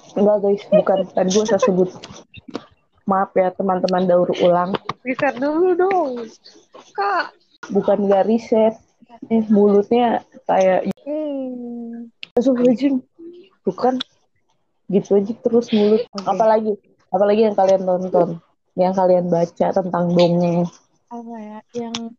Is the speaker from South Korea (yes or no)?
no; Melbourne, Victoria, Australia; moved away; gue kecil di Melbourne.